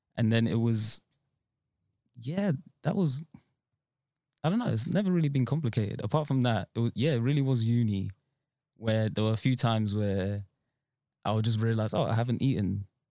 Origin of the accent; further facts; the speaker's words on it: Nigeria; I was born in Nigeria, so it was in Nigeria